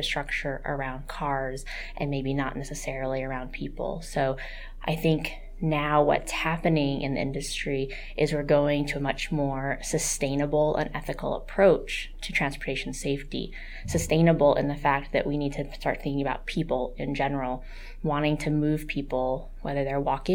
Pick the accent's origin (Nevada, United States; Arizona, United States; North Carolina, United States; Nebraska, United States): Arizona, United States; Queen Creek; I grew up in Queen Creek and just had a menagerie of animals